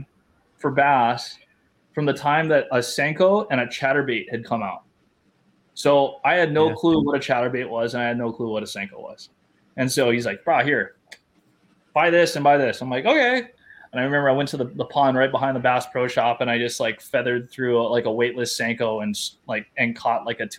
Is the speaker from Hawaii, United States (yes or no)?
yes; Hawaii, United States; moved away; also born or lived in Los Angeles, California; the culture is different in California versus where I grew up in Hawaii.